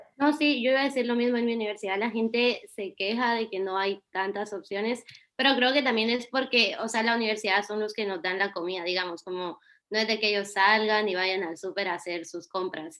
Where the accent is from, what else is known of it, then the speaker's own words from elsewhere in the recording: Guatemala; moved away; cuando salí de Guatemala